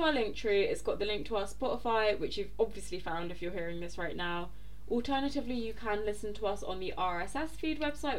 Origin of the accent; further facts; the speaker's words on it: London, United Kingdom; I'm from South London.